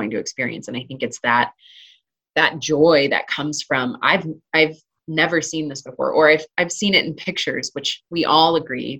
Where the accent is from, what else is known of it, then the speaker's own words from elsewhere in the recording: Arizona, United States; now in Colorado, United States; growing up in Arizona